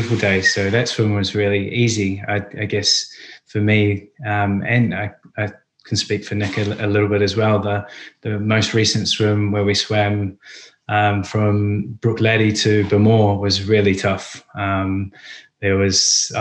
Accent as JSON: {"language": "English", "country": "New Zealand", "tie": "born or raised there", "moved": "yes", "lives_now": "London, United Kingdom", "said": "being Kiwis and growing up in New Zealand, we're always so close to the ocean and the beach"}